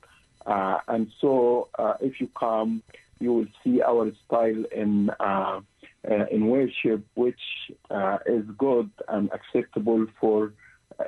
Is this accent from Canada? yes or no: no; Egypt; moved away as an adult; now in Pittsburgh, United States; I am from Egypt, and I grew up in a Christian family